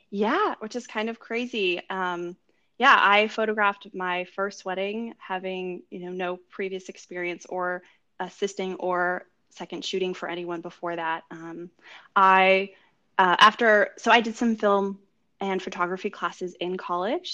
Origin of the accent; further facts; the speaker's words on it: California, United States; moved away as an adult; now in New York City, United States; I'm originally from California and grew up there.